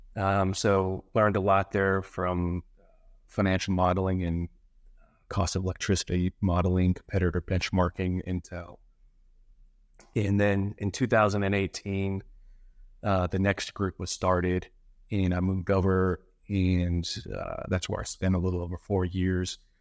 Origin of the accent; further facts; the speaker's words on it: Colorado Springs, Colorado, United States; moved away as an adult; now in Florida, United States; I'm originally from Colorado. Uh, grew up there, Colorado Springs, to be exact